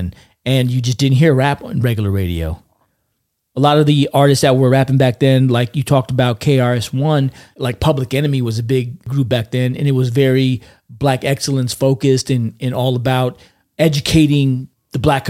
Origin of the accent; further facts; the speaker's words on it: California, United States; I grew up in California, and where I grew up, there was one radio station that played hip hop on Sundays